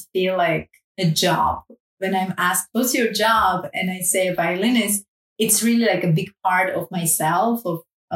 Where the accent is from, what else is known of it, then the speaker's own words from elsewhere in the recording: Armenia; now in Paris, France; I grew up in Armenia